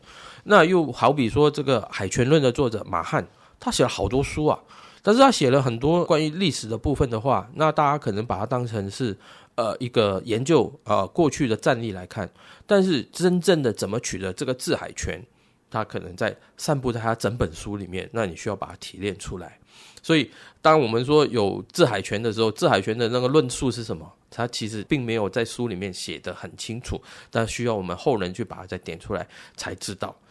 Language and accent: Chinese; Guangdong, China; 我们这种从小在珠江游泳的小朋友，绝对没问题。